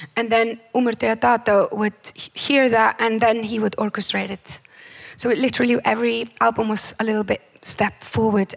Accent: Iceland; born or raised there

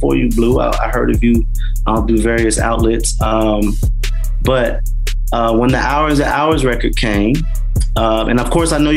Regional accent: West Palm Beach, Florida, United States; I'm from West Palm Beach

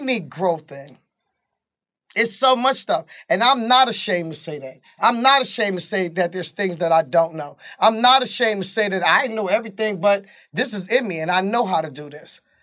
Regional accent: New York City, New York, United States; born or raised there; moved away as an adult; now in Georgia, United States

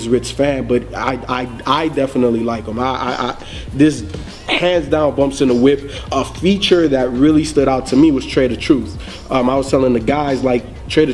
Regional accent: the South, United States; I grew up in the South

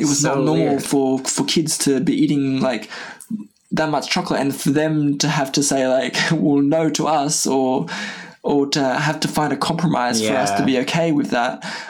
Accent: France; Like I grew up in a very small traditional village in the high mountains of not the Alps, but close to the Alps.

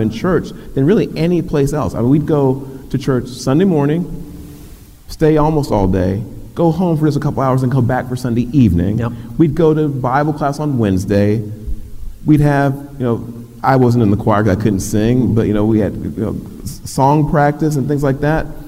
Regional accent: Dallas, Texas, United States; was born in West Dallas, very poor community to working class parents

